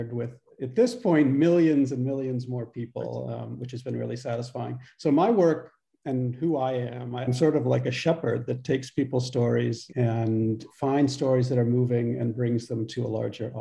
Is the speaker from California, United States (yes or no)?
no; Pittsburgh, Pennsylvania, United States; moved away as an adult; also born or lived in Tucson, Arizona / Virginia / Utah; I grew up in Pittsburgh, Pennsylvania, first grade through 12th grade.